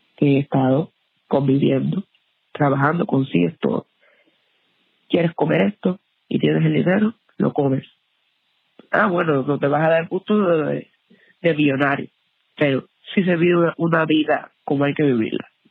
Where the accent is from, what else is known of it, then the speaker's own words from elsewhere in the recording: Baracoa, Guantánamo, Cuba; moved away as an adult; now in United States; Yo soy de Baracoa, Guantánamo, la última provincia de Cuba